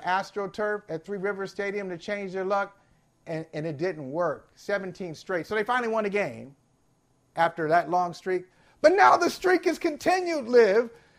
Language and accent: English; Northeast Ohio, United States; I grew up in Northeast Ohio.